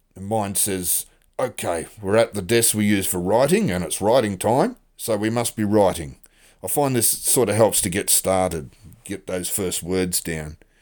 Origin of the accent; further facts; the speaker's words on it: Australia; also born or lived in Western Australia; I'm an Australian author